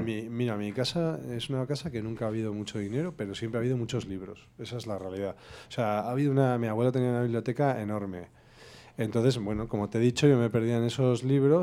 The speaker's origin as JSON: {"language": "Spanish", "town": "Vitoria-Gasteiz", "region": "Basque Country", "country": "Spain", "also_born_or_lived": "Barakaldo / Galdakao", "said": "yo soy súper vitoriano, porque nací en Galdacano por error, soy mi padre es vitoriano"}